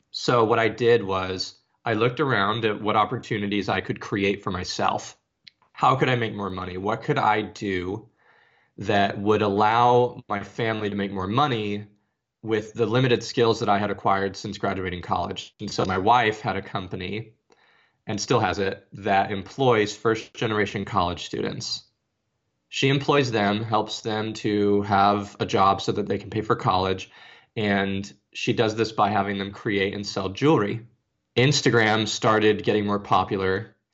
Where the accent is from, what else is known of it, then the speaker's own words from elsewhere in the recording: Arizona, United States; now in Nashville, United States; Uh, I'm from Arizona and I live in Nashville, Tennessee now. I'm 33.